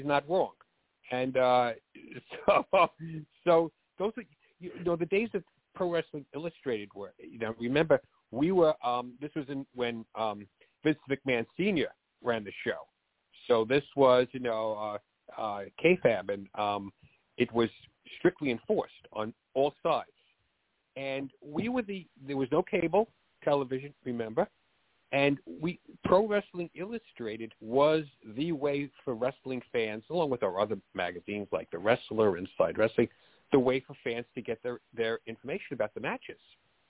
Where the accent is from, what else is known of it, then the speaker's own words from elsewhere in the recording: New York City, New York, United States; accent: Bronx; I grew up in the Bronx, which is why I talk like this. You know, I didn't go to acting school to have this accent. This is a real Bronx accent